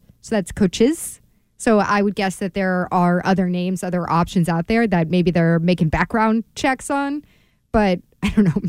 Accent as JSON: {"language": "English", "town": "Washington", "region": "District of Columbia", "country": "United States", "said": "since I'm from the Washington, D.C. area"}